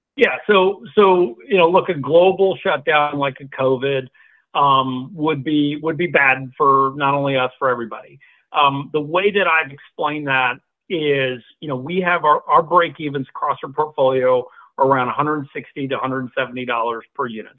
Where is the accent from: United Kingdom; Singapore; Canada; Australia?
Singapore; moved away as an adult; now in United States; I was born in Singapore, grew up in Singapore